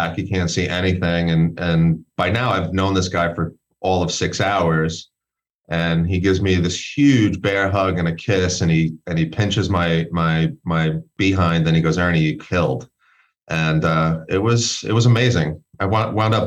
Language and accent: English; New York City, New York, United States; moved away as an adult; now in Colorado, United States; born and raised in Brooklyn